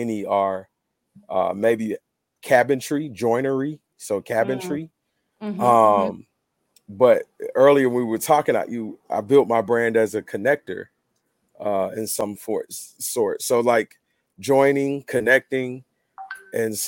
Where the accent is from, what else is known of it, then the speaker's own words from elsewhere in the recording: the South, United States; I'm from the South, so we say white.